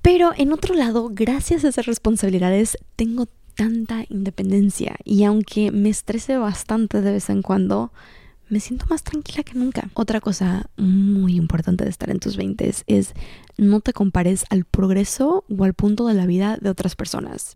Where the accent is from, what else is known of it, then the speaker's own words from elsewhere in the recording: Cancún, Quintana Roo, Mexico; moved away as an adult; also born or lived in Mexico City; now in Los Angeles, United States; Soy originalmente de Cancún, México, pero actualmente vivo en Los Ángeles, California